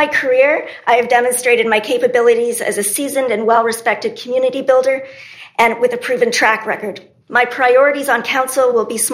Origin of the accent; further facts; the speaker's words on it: Lombardy, Ontario, Canada; now in Smiths Falls, Canada; I was born and raised in Lombardy and moved back into Smith Falls town proper 5 years ago.